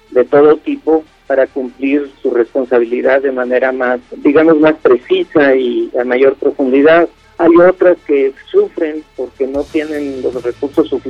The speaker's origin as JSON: {"language": "Spanish", "country": "Mexico", "said": "soy de México, estudio en la UAM Xochimilco Comunicación Social."}